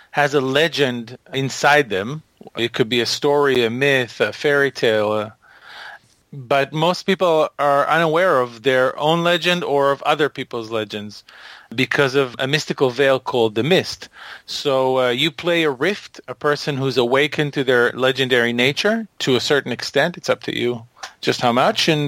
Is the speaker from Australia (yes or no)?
no; Israel; also born or lived in Boston; I live part of the year in Boston, but most of the year I live in Israel.